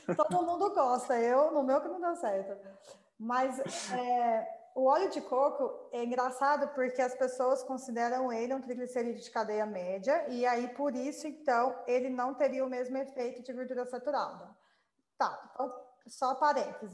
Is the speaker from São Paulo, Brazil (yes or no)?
no; Goiás, Brazil; nós somos é, goianos